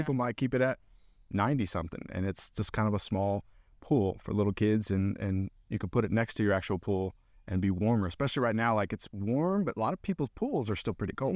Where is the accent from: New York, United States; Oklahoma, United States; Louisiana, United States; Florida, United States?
Florida, United States; Central; now in Knoxville, United States